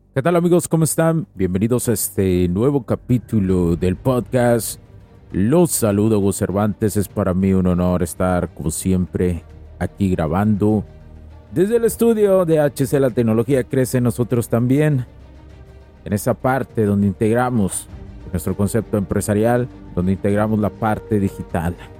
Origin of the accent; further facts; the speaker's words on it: Mexico; en México somos Estados Unidos mexicanos